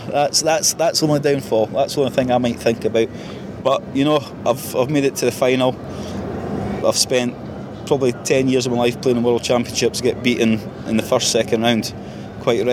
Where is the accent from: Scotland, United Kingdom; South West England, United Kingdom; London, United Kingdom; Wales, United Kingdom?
Scotland, United Kingdom; We are in England, I'm Scottish